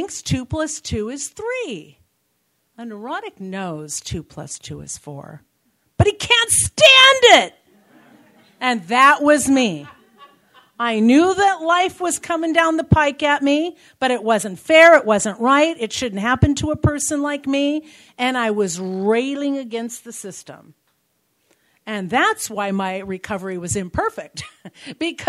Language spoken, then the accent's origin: English; Covina, California, United States; I'm from Covina